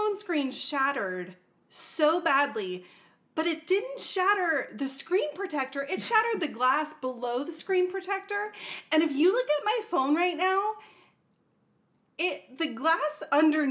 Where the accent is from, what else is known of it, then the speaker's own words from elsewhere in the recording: Charlotte, North Carolina, United States; I literally grew up in a big town. I grew up in Charlotte, in the city